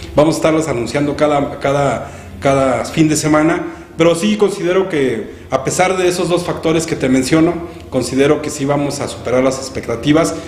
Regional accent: Ocampo, Michoacán, Mexico; nos representa como mexicanos, como michoacanos y como campenses

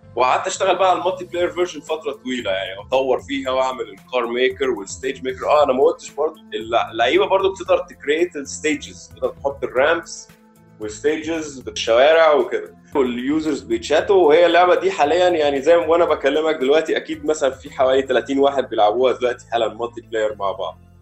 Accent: Egypt

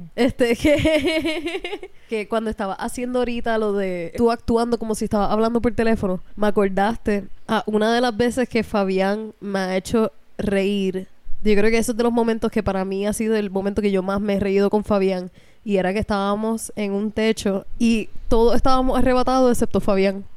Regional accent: Hatillo, Puerto Rico; yo me crié en una incubadora en Atillo

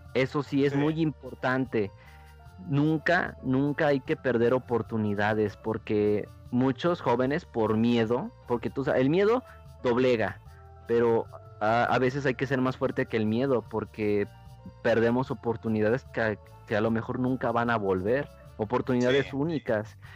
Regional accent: Mexico; al ir creciendo aquí en México

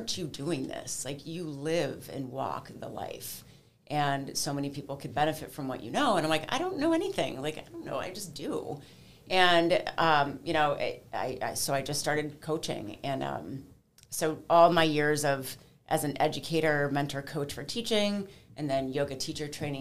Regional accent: Cleveland, Ohio, United States; also born or lived in Washington, D.C.; I am a native Clevelander, born and raised in Cleveland

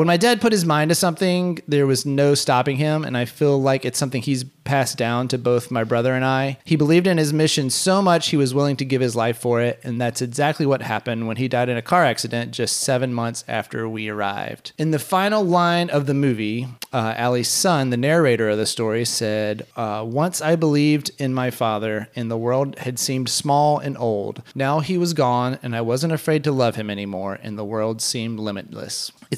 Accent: Haiti; reminded me so much of my own childhood growing up in Haiti.

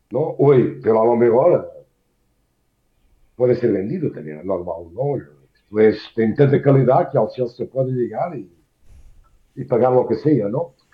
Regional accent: Portugal; Spanish is a second language; moved away as an adult; lo que me toca a mí como portugués

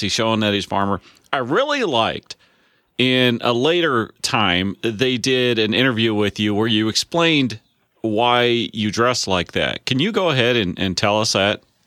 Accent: Illinois, United States; I'm a farmer from Illinois

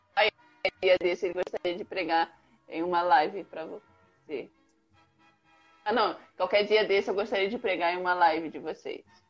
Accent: Rondônia, Brazil; now in Rio de Janeiro, Brazil; eu sou rondoniense

